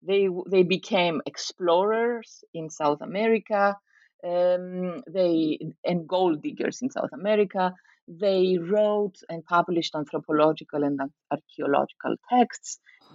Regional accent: Nicosia, Nicosia District, Cyprus; the fact that I grew up in Cyprus, in Nicosia, as a daughter of a refugee family from the north, a Greek Cypriot refugee family.

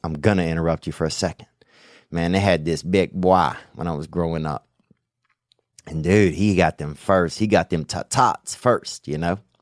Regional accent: the South, United States; accent: Southern; moved away as an adult; now in Los Angeles, United States; growing up in the South, dude, you, there's a lot more racial shit you grew up around

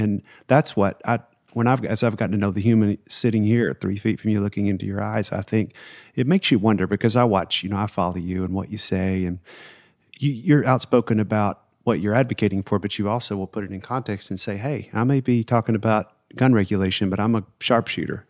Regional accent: the South, United States; I grew up in the South

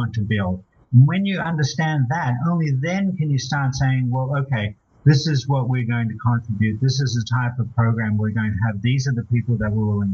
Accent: Australia; I'm Australian

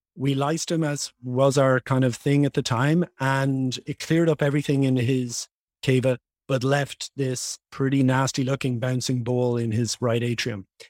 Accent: Dublin, Leinster, Ireland; moved away as an adult; now in Los Angeles, United States; I was born and raised in Dublin, Ireland.

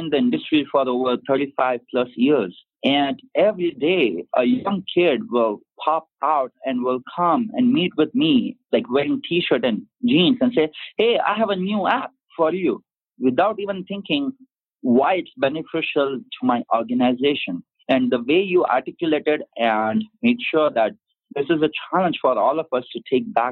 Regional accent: India; I'm from India

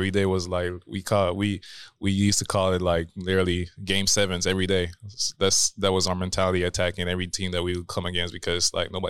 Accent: Canada; I mean, it's my first time playing there, so I'm like, I'm

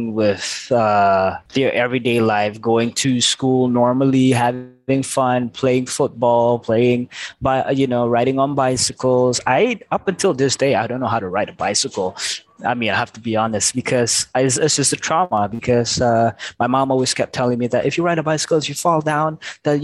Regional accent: Petaling Jaya, Selangor, Malaysia; I was born in Asunta PJ Hospital

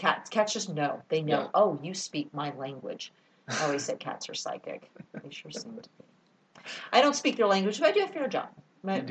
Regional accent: Texas, United States; also born or lived in California; I grew up in Texas and have really never gotten out of Texas except for a short stint in California where I met my husband

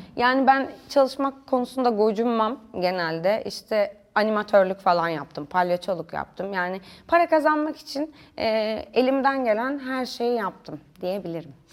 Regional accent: Denizli, Turkey; moved away as an adult; also born or lived in Kayseri; now in Istanbul, Turkey; Denizli'de büyüdüm.

